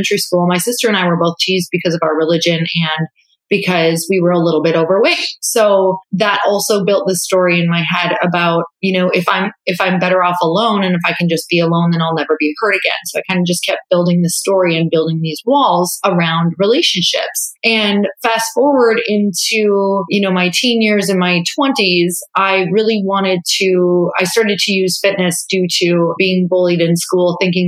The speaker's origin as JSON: {"language": "English", "region": "Upper Michigan", "country": "United States", "tie": "born or raised there", "moved": "as an adult", "lives_now": "California, United States", "said": "I was raised in a really religious family in a really small town. And so I'm from Upper Michigan, tiny town"}